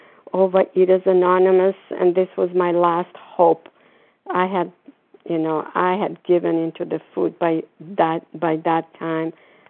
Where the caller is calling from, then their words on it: Florida, United States; I'm calling from Florida.